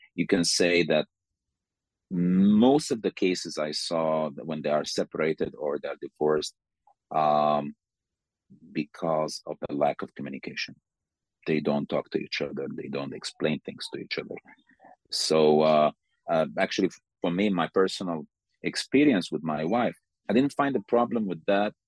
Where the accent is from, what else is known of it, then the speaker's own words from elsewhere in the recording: Sudan; moved away as an adult; now in Slovakia; I'm from Sudan